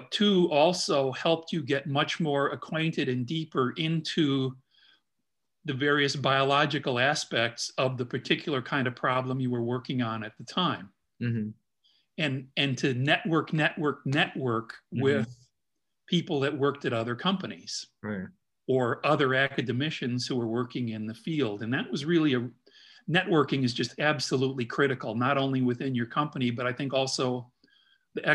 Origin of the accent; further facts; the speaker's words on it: Midwest, United States; now in Indianapolis, United States; being a Midwesterner, it was really great for me to be able to relocate to Indianapolis and be near family in Chicago